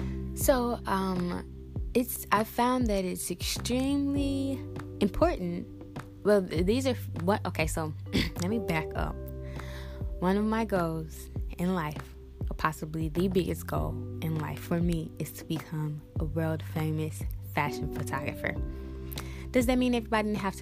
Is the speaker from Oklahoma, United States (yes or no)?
no; St. Louis, Missouri, United States; I've started in St. Louis because I mean, honestly, just because that's my hometown